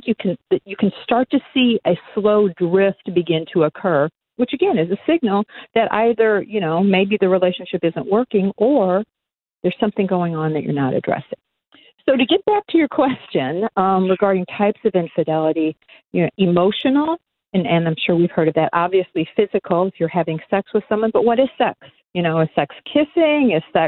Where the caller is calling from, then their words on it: Huntington Beach, California, United States; Oh, I am calling in from Huntington Beach, California.